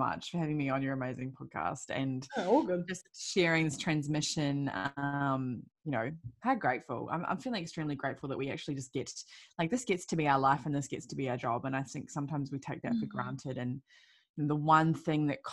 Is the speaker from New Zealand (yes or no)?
yes; New Zealand; I was born and raised in New Zealand